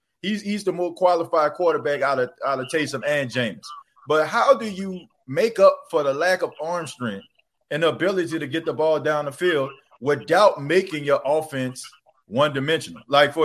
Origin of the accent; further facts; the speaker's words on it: New Orleans, Louisiana, United States; I grew up in New Orleans.